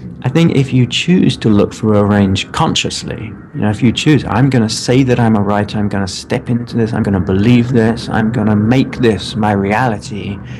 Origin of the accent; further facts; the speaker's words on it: United Kingdom; I'm British